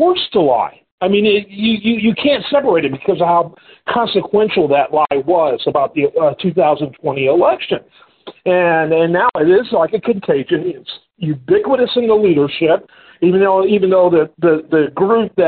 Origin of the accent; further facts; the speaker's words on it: Texas, United States; moved away; I'm from Texas.